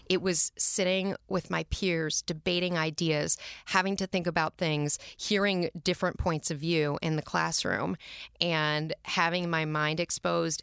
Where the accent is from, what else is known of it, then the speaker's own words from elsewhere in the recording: Minneapolis, Minnesota, United States; now in New York City, United States; We grew up in Northeast Minneapolis in the city proper